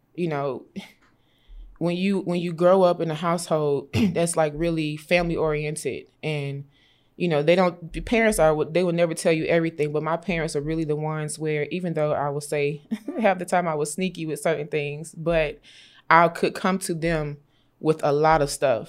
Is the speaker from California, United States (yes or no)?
no; Augusta, Georgia, United States; I grew up in Augusta, Georgia